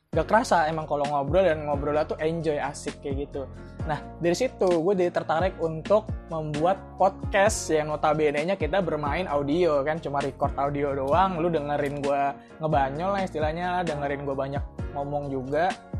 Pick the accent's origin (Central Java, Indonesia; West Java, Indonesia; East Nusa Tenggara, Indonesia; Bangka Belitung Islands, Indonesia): West Java, Indonesia; Bekasi; moved away as an adult; now in Surakarta, Indonesia; kampung halaman gue